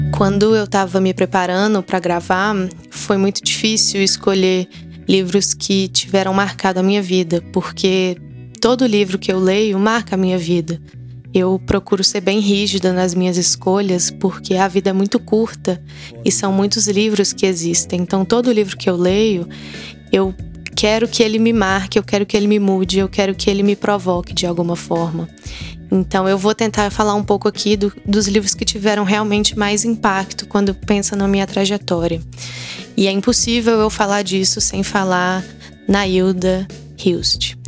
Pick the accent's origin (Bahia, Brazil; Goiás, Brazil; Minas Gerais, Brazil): Minas Gerais, Brazil; Belo Horizonte; Eu sou mineira de Belo Horizonte, cresci é, permeada por essa cultura da família tradicional mineira.